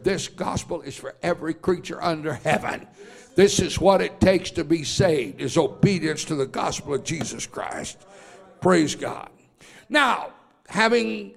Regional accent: Oklahoma, United States; I was born and raised in Oklahoma

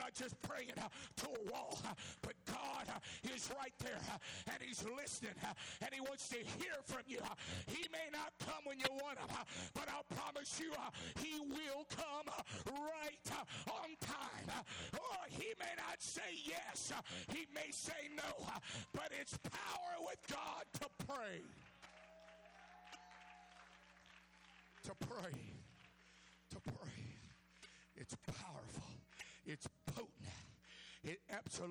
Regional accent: California, United States; I come from California

